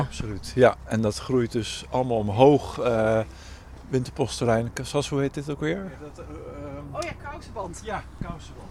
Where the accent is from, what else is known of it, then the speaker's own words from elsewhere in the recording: Netherlands; moved away as an adult; hier geboren en getogen tot ik ging studeren